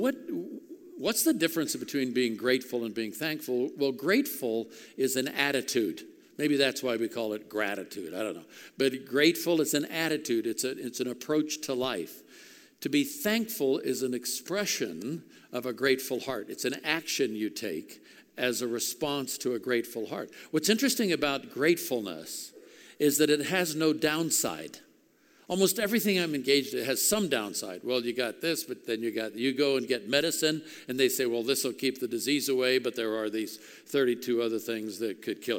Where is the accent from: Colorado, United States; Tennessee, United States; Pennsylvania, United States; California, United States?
California, United States; Oakland; when I was a kid growing up in Oakland, California, back in the 50s